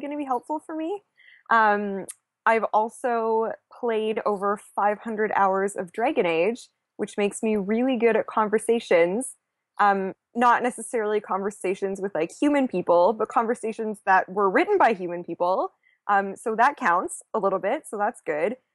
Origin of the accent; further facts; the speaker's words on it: Canada; I am Canadian